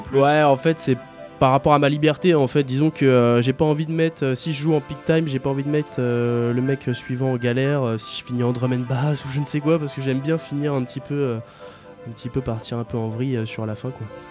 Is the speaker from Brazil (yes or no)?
no; Aulnay-sous-Bois, Île-de-France, France; j'ai grandi à Aulnay